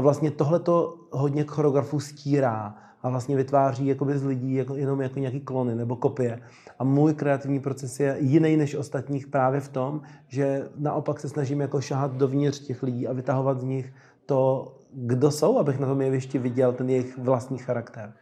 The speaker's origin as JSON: {"language": "Czech", "country": "Czechia"}